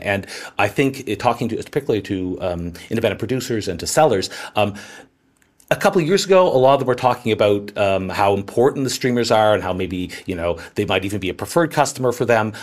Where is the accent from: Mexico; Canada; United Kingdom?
Canada; I'm Canadian